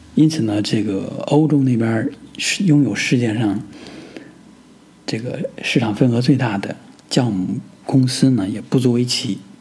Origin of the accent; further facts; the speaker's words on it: northern China, China; 因为我是北方人